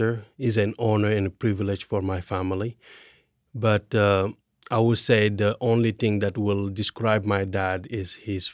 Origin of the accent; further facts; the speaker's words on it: Senegal; now in Alabama, United States; I'm from Senegal